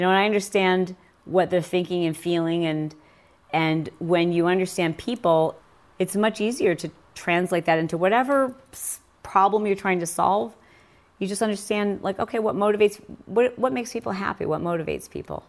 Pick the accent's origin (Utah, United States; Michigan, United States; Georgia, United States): Michigan, United States; I grew up in Michigan riding motorcycles